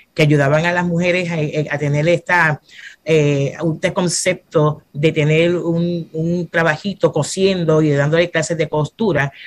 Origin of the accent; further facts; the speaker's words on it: Fajardo, Puerto Rico; also born or lived in Bronx, New York, United States / Luquillo, Puerto Rico / Santurce, Puerto Rico; soy una mujer que nací en Estados Unidos, en Nueva York, en el Bronx, y de pequeña mis padres se mudaron para acá, para Puerto Rico, y me crié en el pueblo de Fajardo hasta mi edad de 20 años